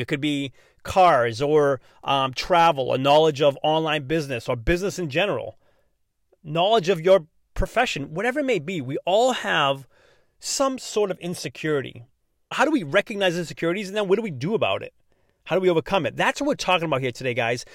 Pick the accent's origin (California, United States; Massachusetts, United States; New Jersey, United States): Massachusetts, United States; accent: non-rhotic Massachusetts; I'm from Massachusetts, so I already speak kinda funny, not pronouncing my R's.